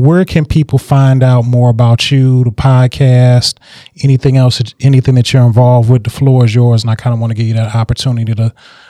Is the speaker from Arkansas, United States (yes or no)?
no; Detroit, Michigan, United States; I'm from the West Side. Went to Cass Tech.